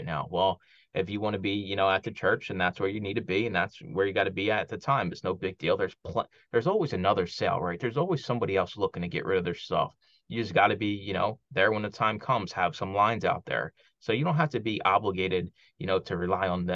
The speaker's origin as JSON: {"language": "English", "town": "Philadelphia", "region": "Pennsylvania", "country": "United States", "tie": "born or raised there", "moved": "yes", "said": "friends I grew up with down in Philly"}